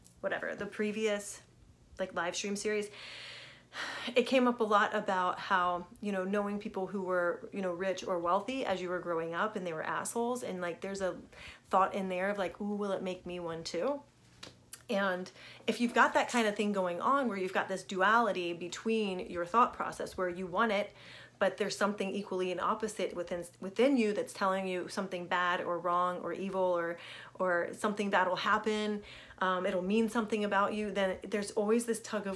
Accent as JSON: {"language": "English", "town": "Richmond", "region": "Virginia", "country": "United States", "tie": "born or raised there", "said": "I grew up in Richmond, Virginia"}